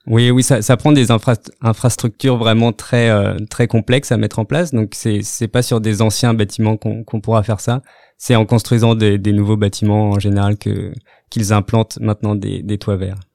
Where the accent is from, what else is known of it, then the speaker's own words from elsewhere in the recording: France; moved away as an adult; also born or lived in Rennes / Australia; now in Montreal, Canada; Je viens donc de, la, France, où j'ai commencé mes études en biologie végétale